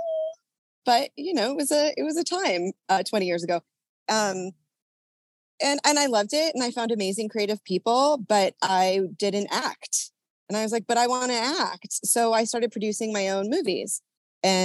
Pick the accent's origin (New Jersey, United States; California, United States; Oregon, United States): California, United States; Orange County; now in Los Angeles, United States; I'm originally from Orange County, California